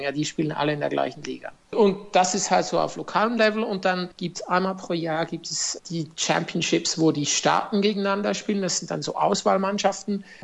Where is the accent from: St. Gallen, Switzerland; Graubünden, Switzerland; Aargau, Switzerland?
Aargau, Switzerland; Zofingen; Also ich muss Sie noch korrigieren, ich bin nicht aus Deutschland, ich bin aus der Schweiz.